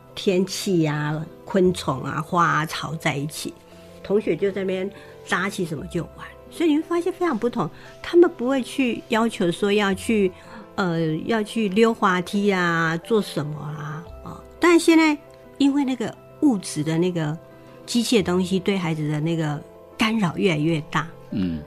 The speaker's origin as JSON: {"language": "Chinese", "country": "Taiwan", "said": "原来我是跟他们一伙，就是台湾人"}